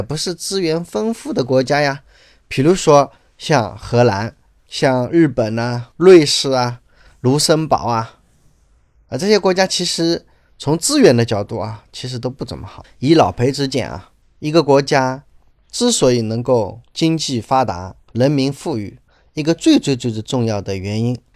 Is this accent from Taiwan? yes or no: no; China; 我们中国人实在太多了